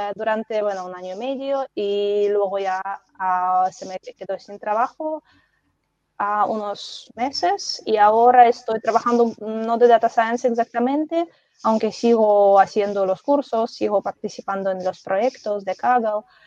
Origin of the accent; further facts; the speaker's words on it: Belarus; Spanish is a second language; moved away as an adult; now in Spain; soy de Bielorrusia, aquí llevo en España ya 10 años más o menos